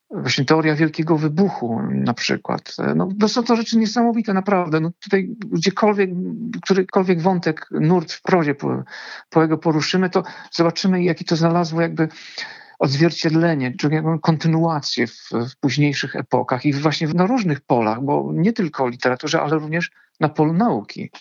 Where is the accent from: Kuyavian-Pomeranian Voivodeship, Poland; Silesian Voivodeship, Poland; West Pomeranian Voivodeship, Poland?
Kuyavian-Pomeranian Voivodeship, Poland; Bydgoszcz; also born or lived in Gdańsk; Pochodzę z Bydgoszczy, ale z Gdańskiem jestem dość mocno związany.